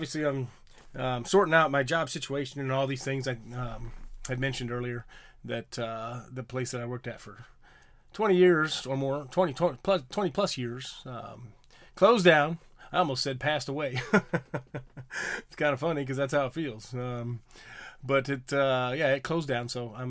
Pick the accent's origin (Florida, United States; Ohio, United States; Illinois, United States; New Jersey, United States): Illinois, United States; I grew up in Illinois. I grew up in the Midwest and wasn't really close to any major city.